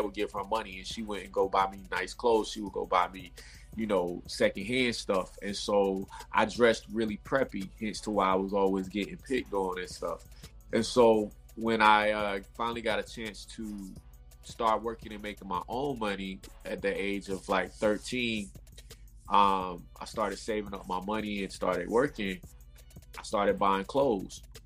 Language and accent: English; Raleigh, North Carolina, United States; moved away as an adult; now in Los Angeles, United States; I'm originally from North Raleigh, North Carolina, Raleigh Durham, North Carolina. Um, I um, I grew up out there